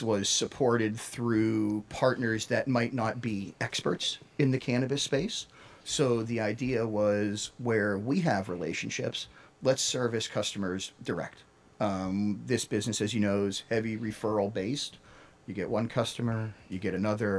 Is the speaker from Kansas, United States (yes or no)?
no; Pittsburgh, Pennsylvania, United States; moved away as an adult; now in California, United States; originally from Pittsburgh, Pennsylvania.